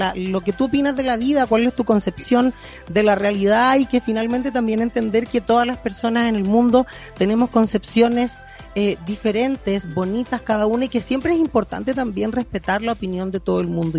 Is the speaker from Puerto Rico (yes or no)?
no; Chile